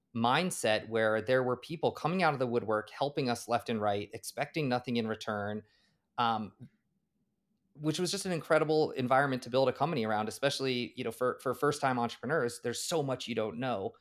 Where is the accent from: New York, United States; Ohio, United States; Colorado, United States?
Colorado, United States; Boulder; also born or lived in Maryland; born and raised in Boulder, Colorado